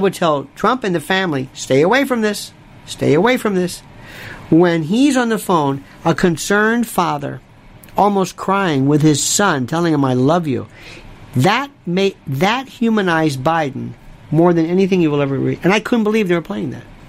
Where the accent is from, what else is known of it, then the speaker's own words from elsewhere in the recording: the South, Florida, United States; I am from the South